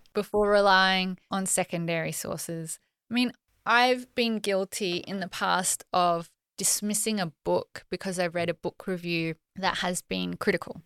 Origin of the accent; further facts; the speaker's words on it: Australia; I'm Australian